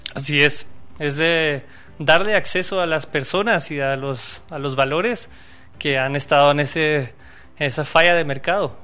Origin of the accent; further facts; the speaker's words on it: Quetzaltenango, Guatemala; originario de Quetzaltenango